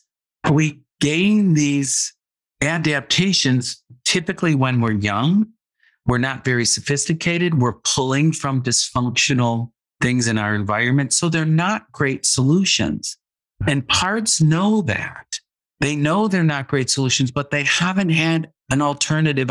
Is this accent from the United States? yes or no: yes; Midwest, United States; I grew up in the Midwest in a very conservative family.